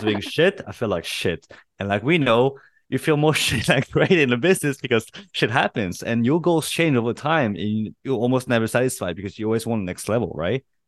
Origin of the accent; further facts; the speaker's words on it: Paris, Île-de-France, France; moved away as an adult; also born or lived in Santa Barbara, California, United States; now in Bangkok, Thailand; I was born and raised in Paris and, uh, but I'm Chinese